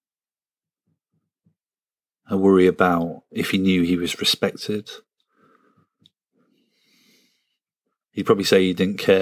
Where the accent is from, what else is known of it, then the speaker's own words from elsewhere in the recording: a village near Sunderland, North East England, United Kingdom; I'm from a village that has had it hard